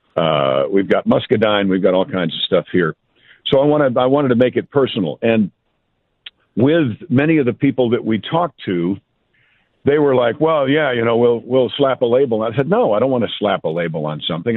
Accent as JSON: {"language": "English", "town": "Mount Kisco", "region": "New York", "country": "United States", "said": "I'm from Mount Kisco"}